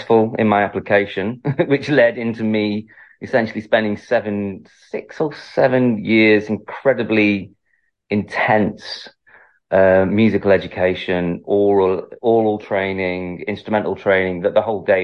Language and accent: English; Manchester, North West England, United Kingdom; moved away as an adult; now in London, United Kingdom; I'm originally from Manchester